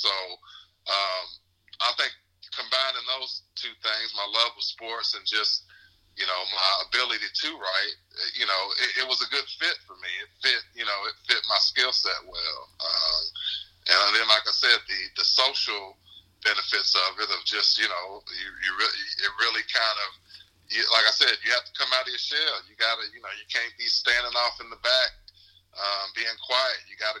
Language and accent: English; Louisville, Kentucky, United States; also born or lived in Lexington; No, actually, I grew up in Louisville.